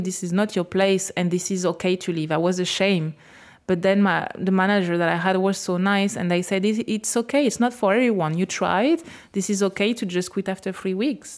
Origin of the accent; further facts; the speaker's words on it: France; English is a second language; moved away as an adult; now in Australia; I will come back to France